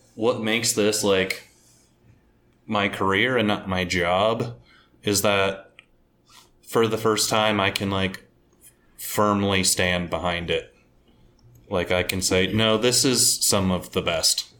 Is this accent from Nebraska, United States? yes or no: yes; Omaha, Nebraska, United States; also born or lived in central Pennsylvania; now in Pennsylvania, United States; I'm from Omaha, Nebraska, so we're right down the middle